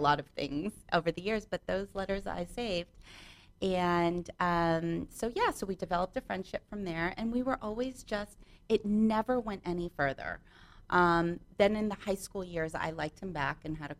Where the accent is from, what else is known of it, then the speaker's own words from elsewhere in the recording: Santa Monica, California, United States; I am born and raised in Santa Monica